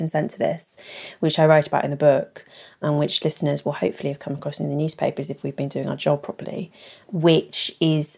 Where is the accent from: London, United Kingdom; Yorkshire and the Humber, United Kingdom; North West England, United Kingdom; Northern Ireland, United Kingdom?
London, United Kingdom; I grew up in London.